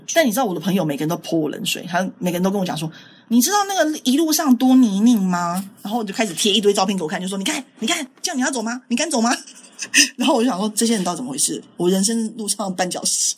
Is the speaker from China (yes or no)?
no; Taiwan; 我们台湾人